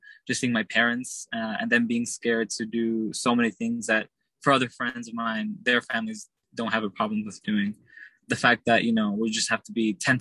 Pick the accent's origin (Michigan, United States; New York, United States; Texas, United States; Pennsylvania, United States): Texas, United States; Dallas; also born or lived in Long Beach, California; I'm from Dallas, Texas. I was born in Long Beach, California